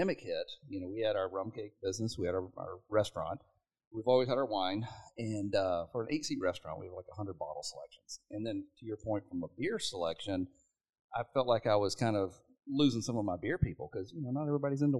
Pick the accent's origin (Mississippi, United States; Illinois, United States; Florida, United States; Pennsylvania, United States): Mississippi, United States; moved away as an adult; I grew up poor in Mississippi